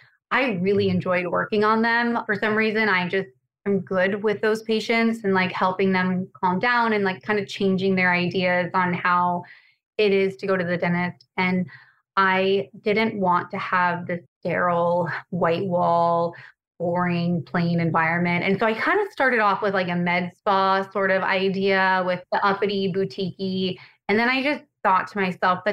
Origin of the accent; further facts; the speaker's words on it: Montana, United States; moved away as an adult; also born or lived in Las Vegas, Nevada; now in Tampa, United States; I'm from Montana originally